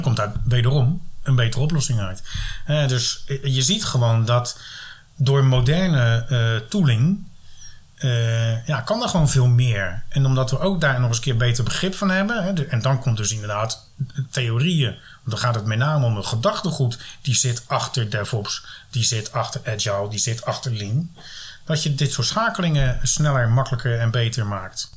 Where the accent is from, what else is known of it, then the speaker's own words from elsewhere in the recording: Rotterdam, South Holland, Netherlands; ik kom dan uit Rotterdam